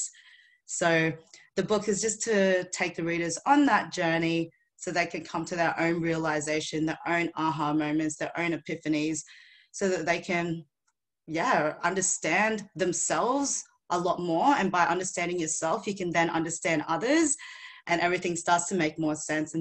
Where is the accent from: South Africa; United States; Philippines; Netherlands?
Philippines; now in Australia; I was born in the Philippines